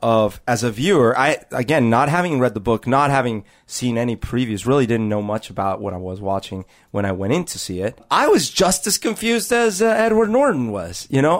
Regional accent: Iran; I'm from Iran.

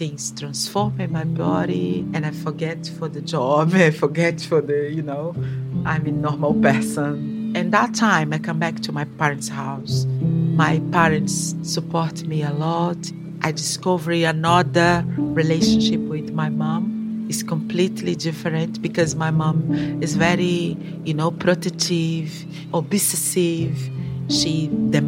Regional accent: Brazil; English is a second language; now in London, United Kingdom; I have a 56 years old. I'm a black woman, activist for Black Lives Matter, and I'm an artist. I'm a mother. I'm from Brazil.

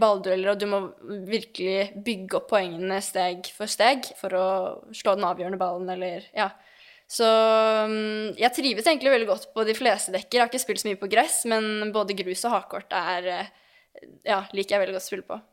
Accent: Lørenskog, Akershus, Norway; jeg er oppvokst på teppet i Lørenskog

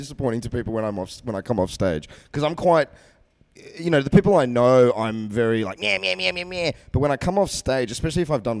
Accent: Sydney, New South Wales, Australia; Where I grew up, I was born in like the northern suburbs of Sydney, like Roseville, Chatswood area.

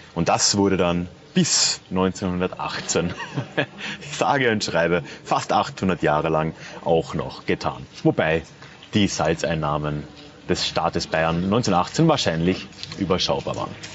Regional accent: Austria; now in Freising, Germany; Als Österreicher

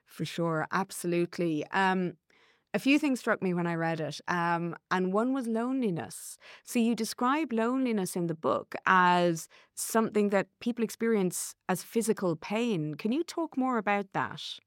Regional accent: Ireland; as an Irish woman

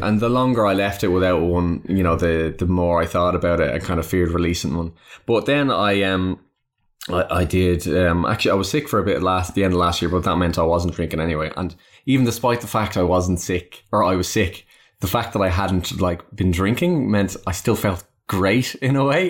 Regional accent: Ireland; I am Irish

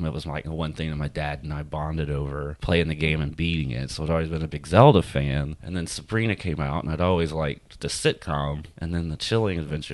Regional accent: Gulf Coast, United States; also born or lived in Houma, Louisiana; now in New Orleans, United States; I grew up on the Gulf Coast. We always came down here for weekends and stay. And then when I was a teenager in high school, we moved further south to Houma, 45 minutes south of here.

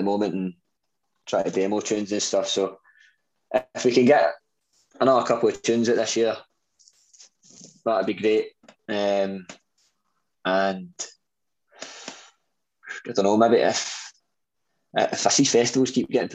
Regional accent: Scotland, United Kingdom; being Scottish

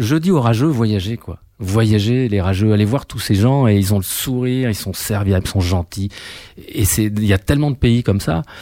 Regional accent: France; je suis français

